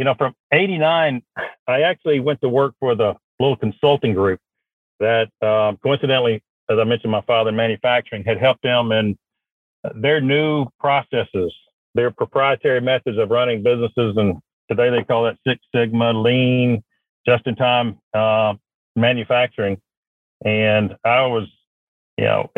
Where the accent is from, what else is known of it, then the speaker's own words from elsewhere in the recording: Madison, Georgia, United States; also born or lived in Mississippi; I was born in Mississippi. All of my family's from Mississippi, but my father was in manufacturing, and he got moved over for an opportunity in Georgia. And I grew up in Georgia.